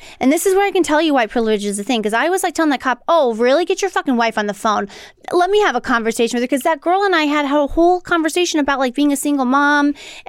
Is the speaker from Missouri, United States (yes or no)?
yes; St. Louis, Missouri, United States; I don't know what I'm doing. I'm from St. Louis.